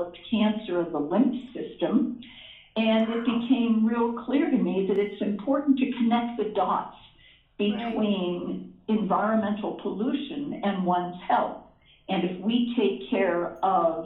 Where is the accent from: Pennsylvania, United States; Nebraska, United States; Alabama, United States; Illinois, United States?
Pennsylvania, United States; Pittsburgh; moved away as an adult; also born or lived in Philadelphia, Pennsylvania; I grew up in Pittsburgh, Pennsylvania